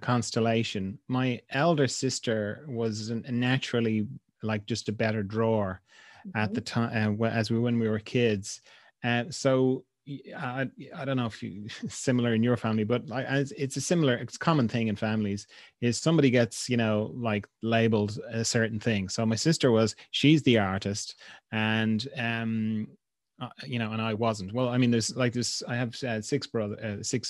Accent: Dublin, Leinster, Ireland; now in Kerry, Ireland; I'm from Dublin originally, which is the kind of capital city here. So I grew up in a very kind of suburban, treeless kind of environment.

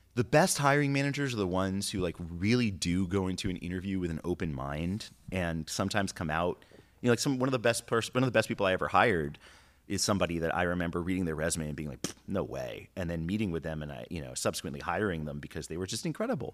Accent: New York City, New York, United States; moved away as an adult; now in California, United States; growing up in New York is like growing up anywhere.

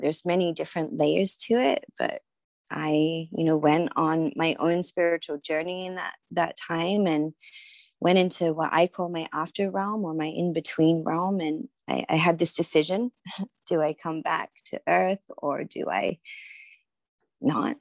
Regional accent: Sydney, New South Wales, Australia; now in San Diego, United States; I am originally from Sydney, Australia. That's where I grew up

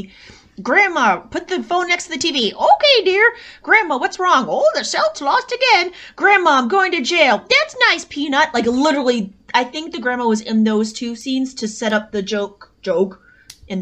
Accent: Long Island, New York, United States; now in Boston, United States; I grew up on Long Island

